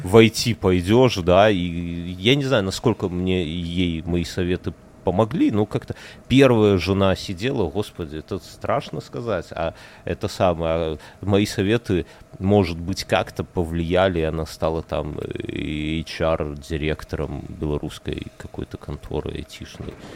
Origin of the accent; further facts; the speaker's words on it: Belarus; now in Lithuania; я из Беларуси